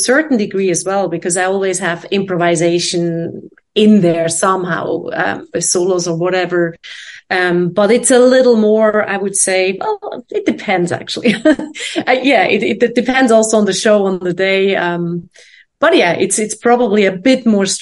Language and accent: English; Switzerland; moved away as an adult; also born or lived in London, United Kingdom / Boston, United States / New York, United States; now in Amsterdam, Netherlands; I was born in Switzerland